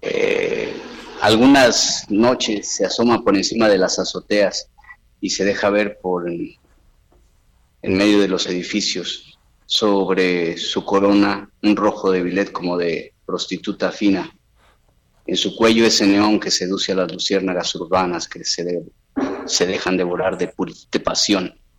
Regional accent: Acayucan, Veracruz, Mexico; moved away; la pandemia me regresó a mi pueblo, a Veracruz, a Cayucan, Veracruz

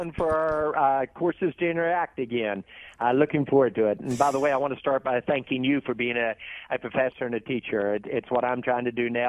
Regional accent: Charleston, West Virginia, United States; and then I was raised in Charleston, West Virginia.

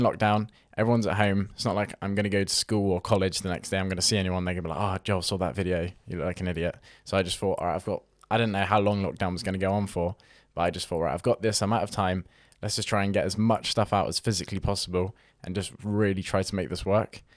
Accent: Weymouth, South West England, United Kingdom; I'm from a fo-, small town in Weymouth

